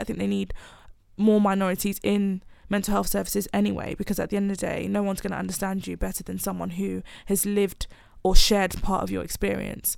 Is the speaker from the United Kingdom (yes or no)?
no; Nigeria; moved away; I'm planning to move back to Nigeria at some, I'm Nigerian